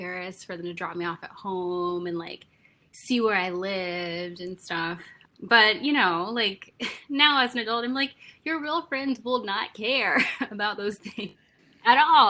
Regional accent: Wichita, Kansas, United States; now in New York, United States; I'm originally from Wichita, Kansas

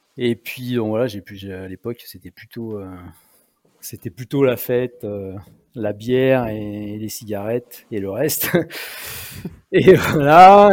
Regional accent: Combe de Savoie, Auvergne-Rhône-Alpes, France; dans mon pays, en fait, là où j'ai grandi, en Combe de Savoie

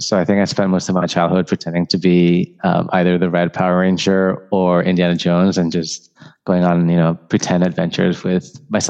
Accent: Madrid, Community of Madrid, Spain; moved away as an adult; also born or lived in London / Barcelona; So I'm originally from Spain. I grew up in Madrid, but my family is from Barcelona. So we are Catalan from Madrid, which is always an interesting mix. I also spent 6 years growing up in London before coming back to finish my high school in Madrid.

